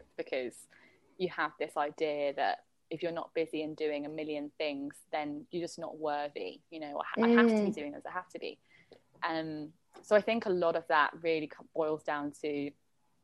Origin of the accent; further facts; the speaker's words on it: London, United Kingdom; moved away as an adult; now in Bali, Indonesia; growing up in London had, like, really steered me